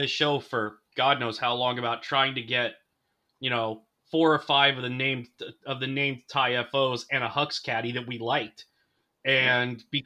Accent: United States; I'm American

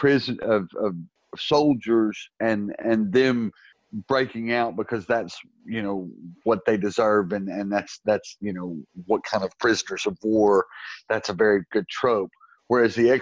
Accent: United States; now in England; growing up in America, although I live in England now

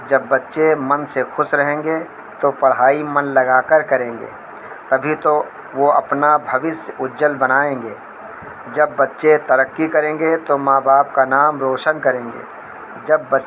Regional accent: Faridabad, Haryana, India; मैं फरीदाबाद से हूँ मेरी उम्र पैंतालीस साल की है

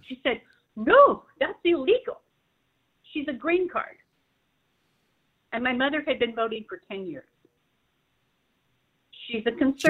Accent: California, United States; now in Atlanta, United States; I'm originally from California. My parents came from Sweden and Denmark. They migrated in the 50s. My two older brothers were born in Sweden.

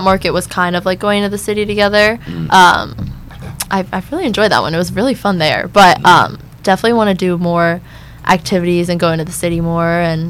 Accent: Cincinnati, Ohio, United States; moved away as an adult; I'm from Cincinnati.

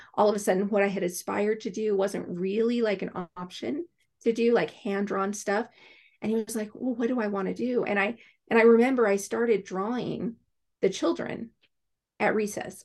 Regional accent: Alaska, United States; I grew up in Alaska

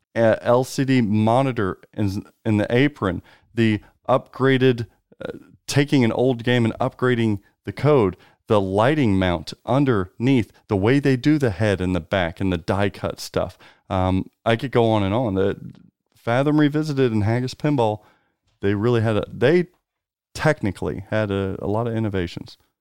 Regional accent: United States; us Americans

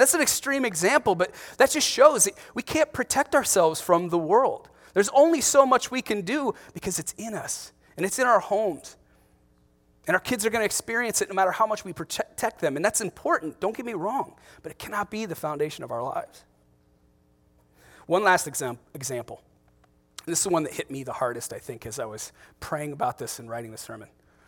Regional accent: Ohio, United States; there's a town, one town north of where I grew up in Ohio called Hudson.

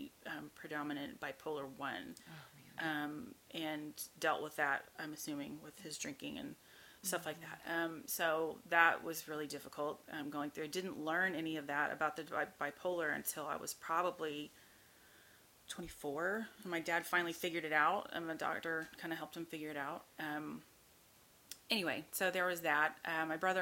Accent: Norman, Oklahoma, United States; moved away as an adult; also born or lived in Houston; I grew up in Oklahoma. That's where I'm from, Norman, Oklahoma

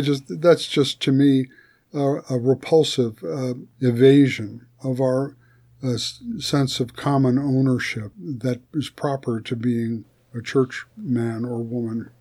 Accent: United States; We you and I are both citizens of the United States of America

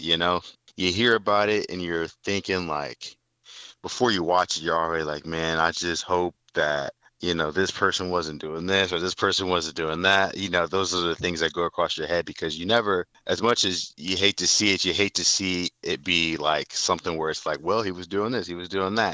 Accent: Fort Wayne, Indiana, United States; moved away as an adult; also born or lived in Nebraska; now in Indianapolis, United States; I'm from Fort Wayne, Indiana, born in the late 80s.

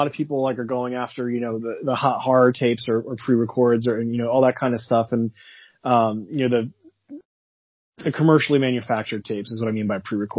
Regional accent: New Jersey, United States; accent: New Jersey; I sound like I'm from New Jersey.

